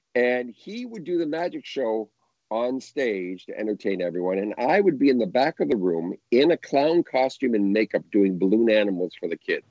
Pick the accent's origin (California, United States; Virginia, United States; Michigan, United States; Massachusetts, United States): California, United States; Southern; I grew up in Southern California